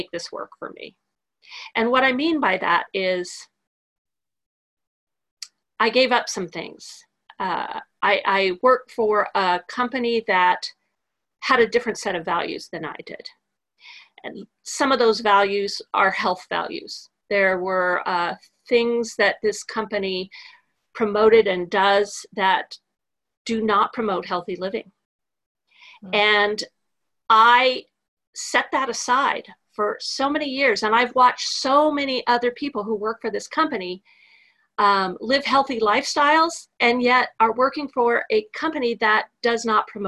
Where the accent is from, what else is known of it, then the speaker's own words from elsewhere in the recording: California, United States; also born or lived in New Jersey; now in Texas, United States; I'm a California girl